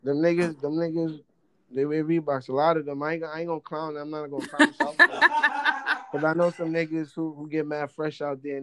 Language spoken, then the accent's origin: English; New York, United States; This is New York. I'm from New York.